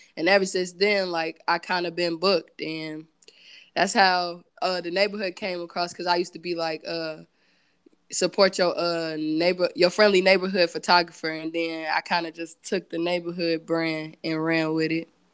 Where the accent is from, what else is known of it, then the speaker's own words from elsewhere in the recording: Gary, Indiana, United States; growing up in Gary